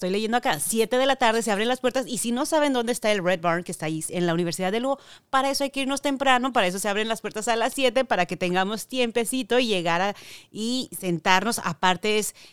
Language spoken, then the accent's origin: Spanish; Mexico; Bueno, pues yo como mexicana ahí estaré presente.